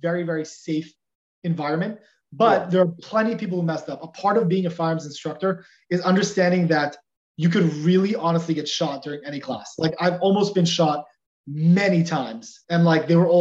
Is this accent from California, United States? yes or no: yes; Los Angeles, California, United States; Growing up in Los Angeles, it's not always going to be the safest place